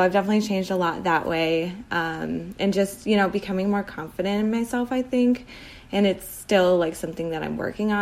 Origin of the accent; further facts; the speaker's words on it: Chicago, Illinois, United States; I grew up in the suburbs of Chicago, and that's still where I am